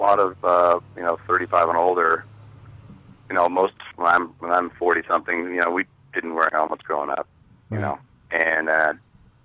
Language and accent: English; Corvallis, Oregon, United States; I grew up in Corvallis